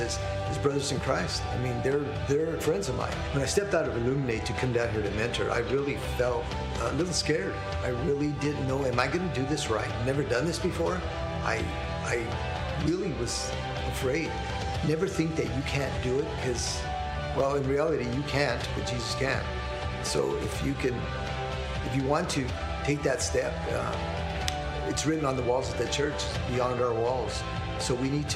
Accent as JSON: {"language": "English", "town": "Miami", "region": "Arizona", "country": "United States", "said": "I'm originally from Miami, Arizona"}